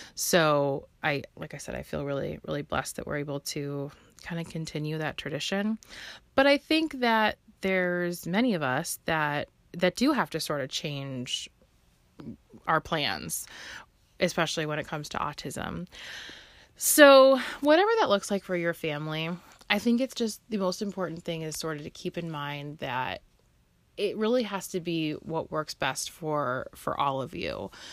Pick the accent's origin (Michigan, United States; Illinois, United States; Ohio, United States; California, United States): Illinois, United States; Chicago; I'm local to the Chicagoland area and I've lived here my whole life.